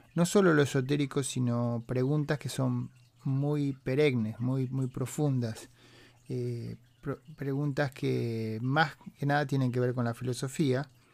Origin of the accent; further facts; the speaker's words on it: San Francisco Bay Area, California, United States; los que somos de la Bahía de San Francisco